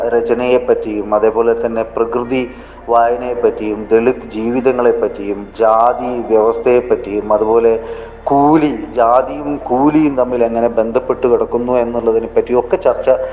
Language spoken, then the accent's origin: Malayalam; Koyilkavu village, Kerala, India; ഞാൻ ജനിച്ചത് ഒരു റിമോട്ടായിട്ടുള്ള കൊയിൽക്കാവ് എന്ന് പറയുന്ന ഒരു വില്ലേജിലാണ്